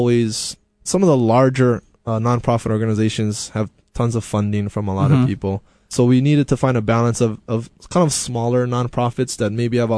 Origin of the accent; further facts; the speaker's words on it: Honolulu, Hawaii, United States; I was from the East Honolulu area